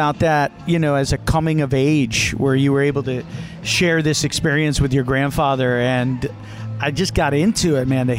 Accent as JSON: {"language": "English", "town": "New Haven", "region": "Connecticut", "country": "United States", "tie": "born or raised there", "said": "I was born in New Haven, Connecticut. Actually, Little Italy there"}